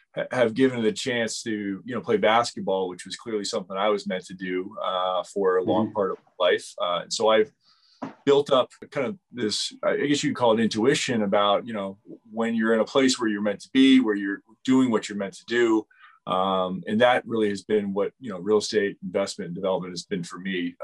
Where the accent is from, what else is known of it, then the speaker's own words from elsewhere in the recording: United States; moved away as an adult; also born or lived in New York City; I grew up in the Washington, D.C. suburbs